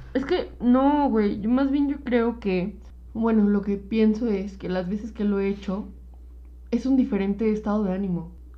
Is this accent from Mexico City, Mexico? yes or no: yes; Mexico City, Mexico; sí somos chilangos